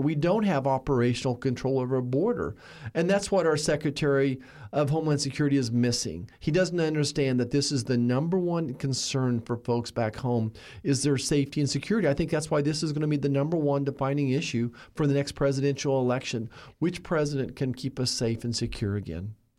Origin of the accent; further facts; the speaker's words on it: Kansas, United States; my hometown, the same home I grew up